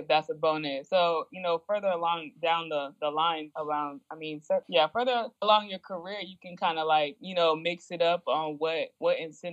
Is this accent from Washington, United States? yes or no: no; Phoenix, Arizona, United States; moved away as an adult; also born or lived in Oregon; now in Egypt; I'm from Phoenix, Arizona